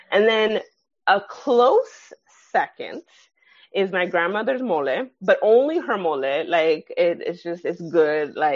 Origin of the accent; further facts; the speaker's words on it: Nigeria; they know that I'm Nigerian